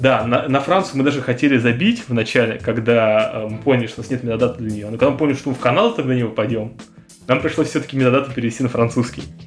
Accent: Russia; мы из России

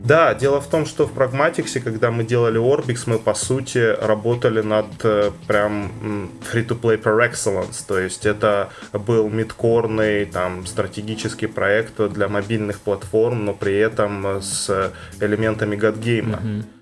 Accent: Karaganda, Karaganda Region, Kazakhstan; also born or lived in Saint Petersburg; из Казахстана, я ну, просто родился в Карганде

